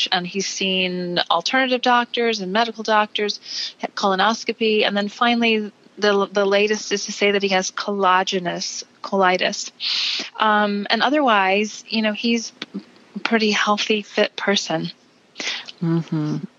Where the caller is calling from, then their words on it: Charlottesville, Virginia, United States; So I'm a, I'm calling from Charlottesville, Virginia.